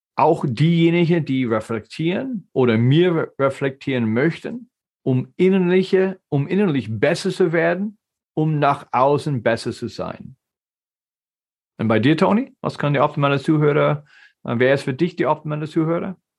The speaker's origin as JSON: {"language": "German", "country": "United States", "tie": "born or raised there", "second_language": "German", "moved": "as an adult", "lives_now": "Germany", "said": "Ich bin ein geborener Amerikaner, aber lebe in Deutschland seit 95."}